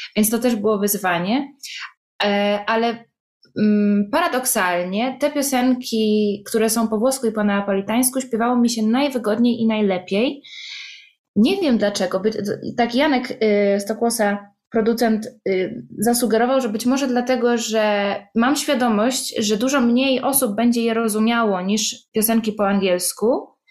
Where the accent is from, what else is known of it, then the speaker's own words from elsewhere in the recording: Poland; accent: Polish; moved away as an adult; now in Italy; ja jestem z Polski